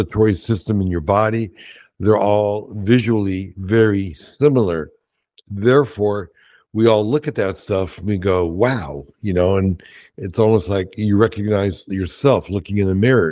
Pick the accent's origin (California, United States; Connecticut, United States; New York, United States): New York, United States; New York City; growing up in Brooklyn, my parents were Holocaust survivors.